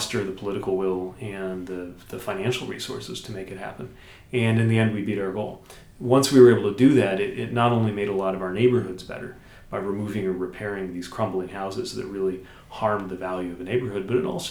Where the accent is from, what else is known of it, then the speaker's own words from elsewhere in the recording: South Bend, Indiana, United States; my my hometown schools